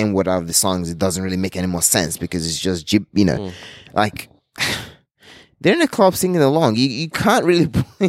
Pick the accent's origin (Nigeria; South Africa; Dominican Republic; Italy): Nigeria; also born or lived in Canberra, Australia; And then you tell them, oh, I'm from Nigeria.